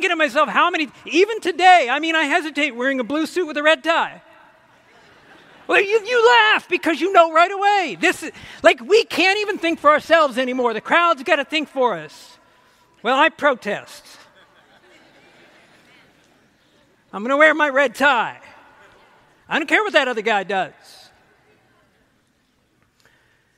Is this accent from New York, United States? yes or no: no; Ohio, United States; now in Michigan, United States; I grew up in Ohio. I'm an Ohio boy